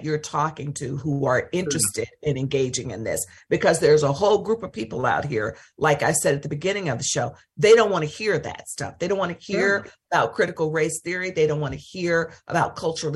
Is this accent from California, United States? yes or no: no; Mississippi, United States; I'm from Mississippi